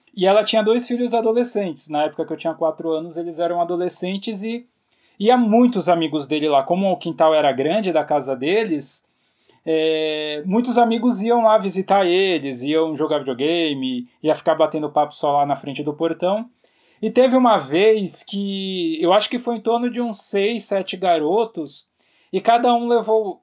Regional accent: Santos, São Paulo, Brazil; eu nasci na cidade de Santos, eu nasci na Santa Casa de Santos

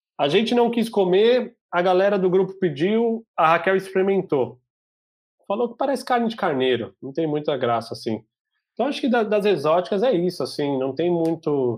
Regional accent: Brazil; eu não sou americano, meu, eu sou brasileiro

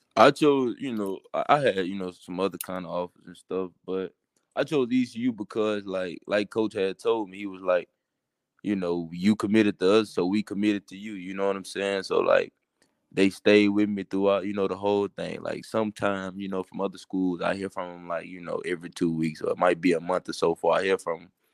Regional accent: Baton Rouge, Louisiana, United States; I'm from Baton Rouge

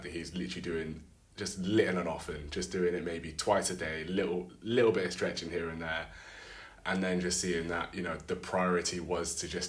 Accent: United Kingdom; I'm 22 years old and I am a British high jumper.

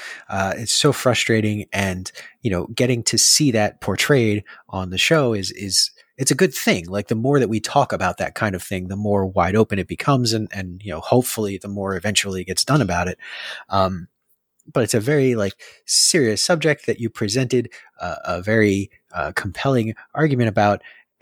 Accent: Marlboro, New Jersey, United States; So I grew up in Marlborough in the mystical realm of central New Jersey.

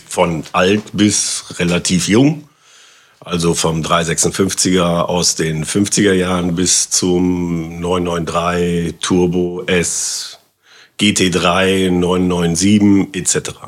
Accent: Germany; Auf der Wagenbrückenstraße

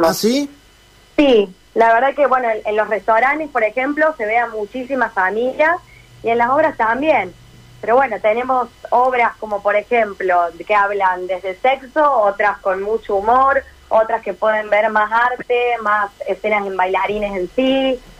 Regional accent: Córdoba, Argentina; accent: Cordoba; claramente, como me escucharán en la tonada, soy de acá de Córdoba, así que les voy a poder presentar un poquito más de, desde la parte cordobesa

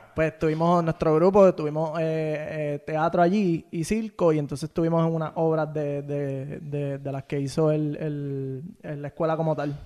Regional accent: Bayamón, Puerto Rico; nací en Bayamón, me estuve como mi primer año en Riverside, este, y después me mudé para allí, para Vista Bella, eh, aquí en Santa Juanita

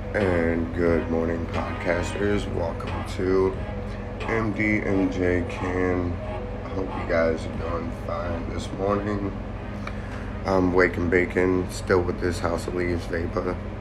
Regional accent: Ohio, United States; moved away; I come from Ohio, which is, uh, I was, uh, we'll just say, most of my family still resides in Ohio

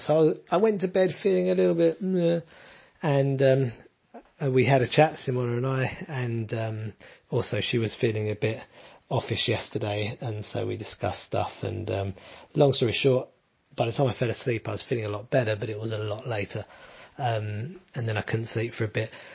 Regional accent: London, United Kingdom; moved away as an adult; now in southern Italy; I'm from London

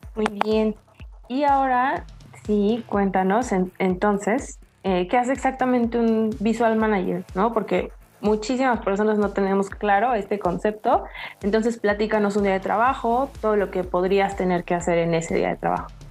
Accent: Puebla, Mexico; yo soy poblana

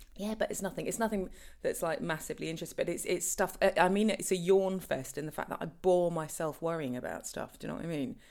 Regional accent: Norfolk, East of England, United Kingdom; we're from Norfolk

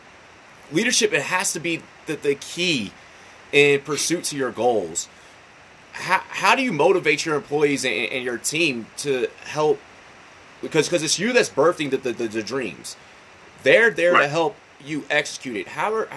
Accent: Northern Virginia, United States; I'm from Northern Virginia.

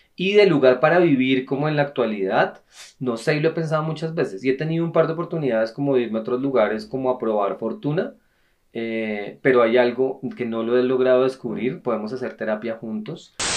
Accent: Bogotá, Bogotá Capital District, Colombia; nosotros los tres nacimos en Bogotá

